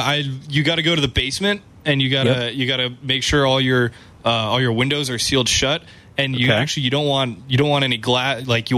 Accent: Oregon, United States; moved away; I grew up in Oregon and we don't get tornadoes.

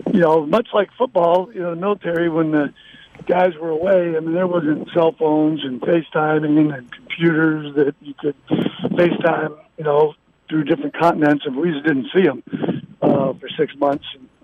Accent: Virginia Beach, Virginia, United States; also born or lived in Norfolk; I was born in Norfolk, Virginia, and we lived in Virginia Beach growing up.

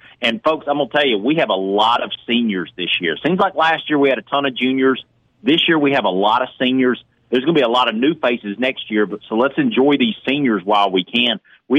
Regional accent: Houston, Mississippi, United States; Houston, who's a 4A school, my hometown.

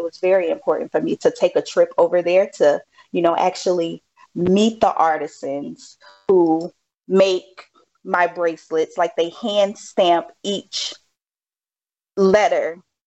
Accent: Gulfport, Mississippi, United States; moved away as an adult; also born or lived in Hawaii; So I'm originally from Gulfport. I graduated from Harrison High School.

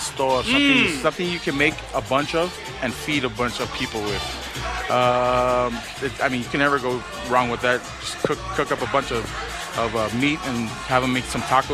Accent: El Paso, Texas, United States

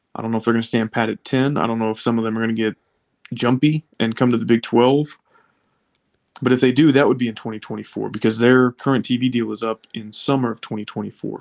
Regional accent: Austin, Texas, United States; growing up in Austin, especially, the, the big Red Raider in my life was my youth pastor.

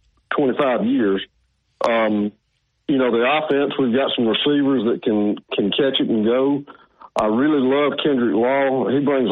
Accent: Opelika, Alabama, United States; I grew up in Lynette and still live in Lynette, which is only about 25 miles away

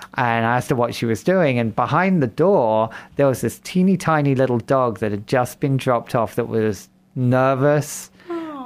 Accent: England, United Kingdom; moved away as an adult; also born or lived in Fargo, North Dakota / Moorhead, Minnesota; now in Sioux Falls, United States; I'm from England originally. That's where the funny accent

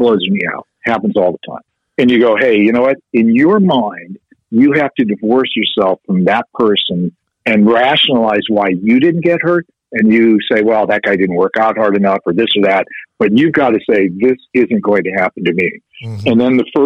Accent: Chicago, Illinois, United States; I'm from Chicago

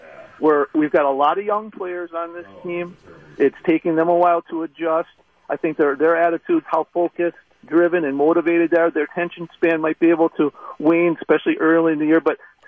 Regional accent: Green Bay, Wisconsin, United States; now in Oostburg, United States; I've been a lifelong Packer fan, born and raised in Green Bay

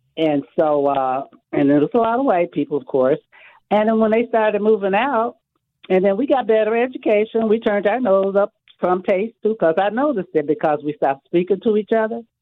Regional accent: United States; also born or lived in Mississippi; I was raised here. My mom, I, I was born in Mississippi. My mom came up here when I was 18 months

